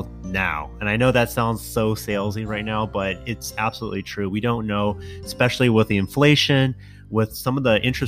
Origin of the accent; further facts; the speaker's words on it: San Jose, California, United States; also born or lived in East Bay; I grew up in San Jose in the city